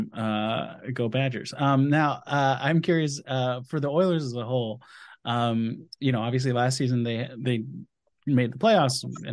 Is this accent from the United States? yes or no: yes; Wisconsin, United States; I grew up in Wisconsin